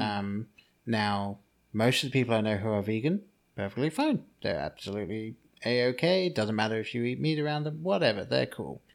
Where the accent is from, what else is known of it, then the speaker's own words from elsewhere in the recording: England, United Kingdom; the name that I grew up with in England